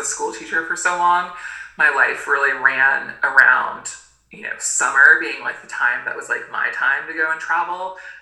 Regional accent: Gainesville, Florida, United States; also born or lived in Maine; now in Tennessee, United States; I actually mostly grew up in Florida, in Gainesville, Florida

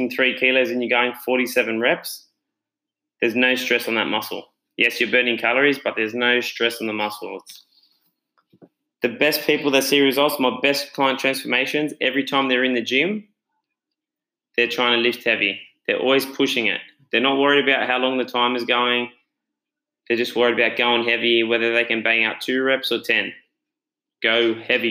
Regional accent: Australia; I'm the Aussie Tony Robbins

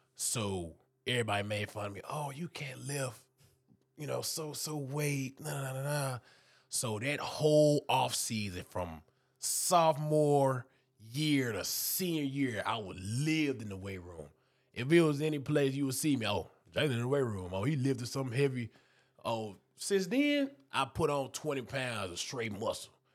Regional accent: Houston, Texas, United States; also born or lived in Dayton, Texas; now in Memphis, United States; I'm from Houston, Texas, but I'm in the outskirts. I'm in Humboldt, the Tacita area.

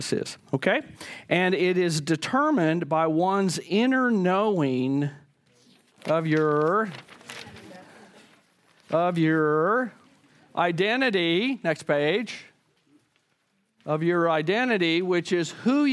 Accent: the Bible Belt, United States; when I was a kid growing up in the Bible Belt

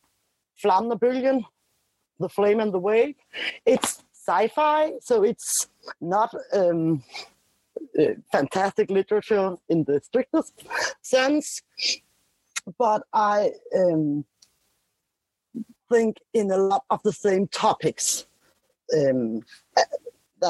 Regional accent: Denmark; I'm from Denmark

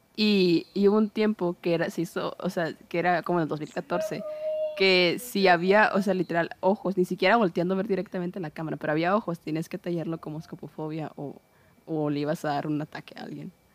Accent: Guaymas, Sonora, Mexico; de Guaymas de mi pueblito

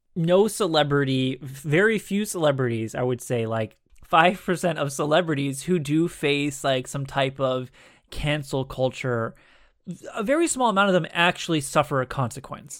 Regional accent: United States; we as average American citizens

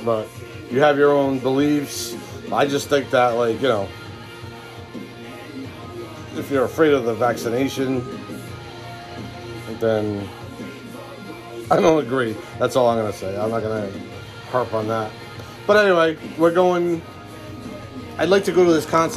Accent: Rhode Island, United States; I grew up in Rhode Island

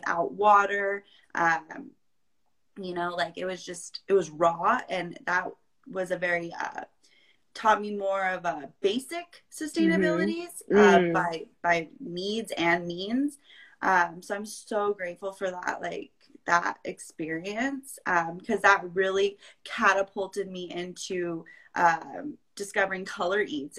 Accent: Vista, California, United States; also born or lived in Chico; I'm originally from North County, San Diego. I grew up there in Vista

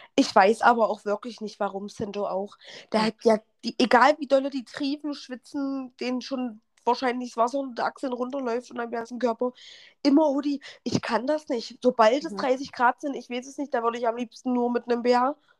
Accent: Halle, Saxony-Anhalt, Germany; meine Freundin und ich, die, wir, wir kommen ja beide aus Halle

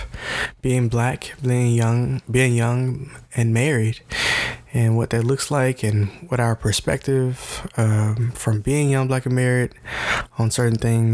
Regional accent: Memphis, Tennessee, United States; we're from Memphis, Tennessee

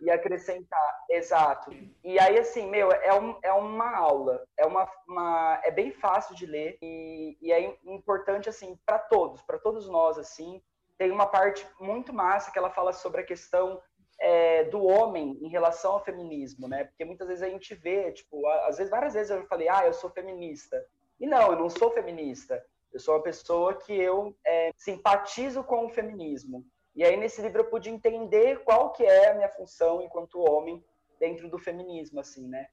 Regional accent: Brazil; Eu sou brasileiro.

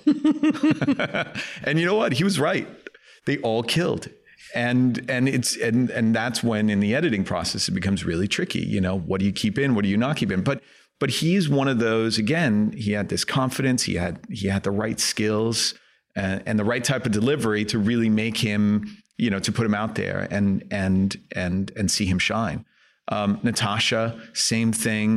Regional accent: Helsingør, Capital Region of Denmark, Denmark; English is a second language; moved away; I grew up in Elsinore, um, which is a, uh, small town north of Copenhagen, uh, in Denmark

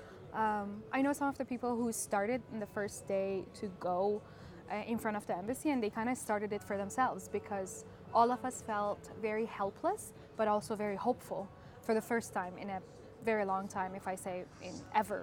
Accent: Iran; moved away as an adult; also born or lived in Canada; now in Yerevan, Armenia; I grew up in Iran until I was 23.

